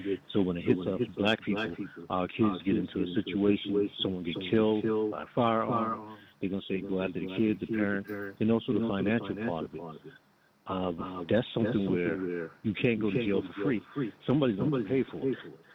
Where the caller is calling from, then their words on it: Rock Hill, South Carolina, United States; from Rock Hill, South Carolina.